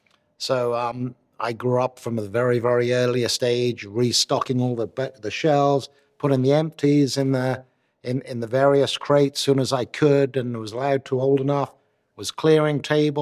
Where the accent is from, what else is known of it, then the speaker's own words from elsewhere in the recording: Newport, Wales, United Kingdom; born there; Well, I was born in Newport, Wales.